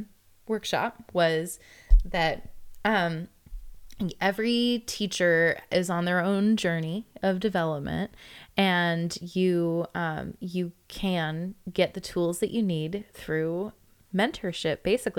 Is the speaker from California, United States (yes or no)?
yes; California, United States; Yes, there's me here. I'm the Californian.